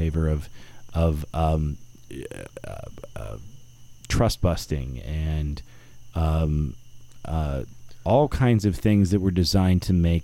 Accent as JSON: {"language": "English", "region": "South Florida", "country": "United States", "tie": "born or raised there", "also_born_or_lived": "Milwaukee", "said": "I grew up in South Florida."}